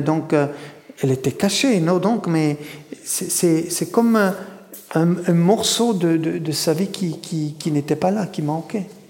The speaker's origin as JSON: {"language": "French", "country": "Switzerland", "tie": "born or raised there", "said": "je suis né en Suisse"}